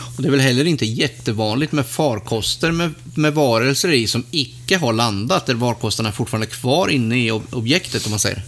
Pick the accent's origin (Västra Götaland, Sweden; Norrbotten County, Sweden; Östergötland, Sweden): Östergötland, Sweden; Mantorp; mina hemtrakter Mantorp.